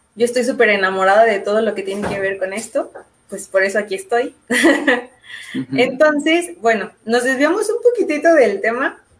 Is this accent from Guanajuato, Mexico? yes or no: yes; León, Guanajuato, Mexico; nosotros somos de León